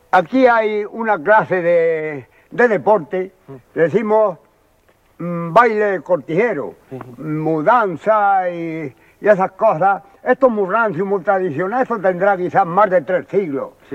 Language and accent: Spanish; Albuñol, Andalusia, Spain; yo nací en Albuñol